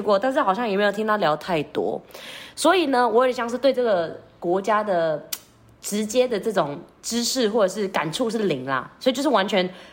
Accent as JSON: {"language": "Chinese", "country": "Philippines", "moved": "yes", "said": "身为一个菲律宾人"}